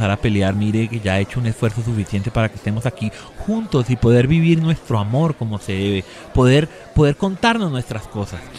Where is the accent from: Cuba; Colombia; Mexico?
Colombia; yo, yo soy un colombiano promedio, a mí me gusta la gaseosa, la agüita, cosas que rindan, el almuerzo corriente